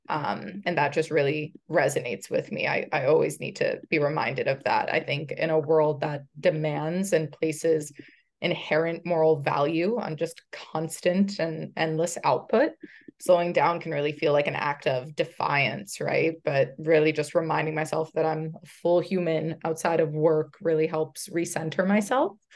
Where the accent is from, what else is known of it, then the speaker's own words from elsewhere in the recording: United States; I am a first generation American by way of Brazil. Uh, my parents immigrated to the States as teens in the seventies